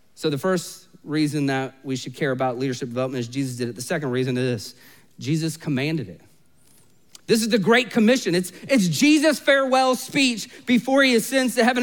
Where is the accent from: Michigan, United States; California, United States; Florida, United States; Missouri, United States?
Florida, United States; Orlando; I was literally born and raised in Orlando